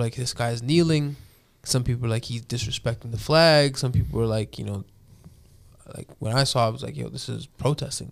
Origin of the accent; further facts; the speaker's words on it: Toronto, Ontario, Canada; moved away; I grew up in Toronto, so there was always pockets of communities.